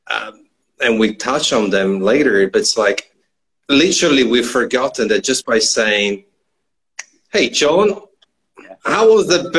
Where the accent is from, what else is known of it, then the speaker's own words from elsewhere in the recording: northern Italy, Italy; It's not far from my hometown. I'm from the northern part of Italy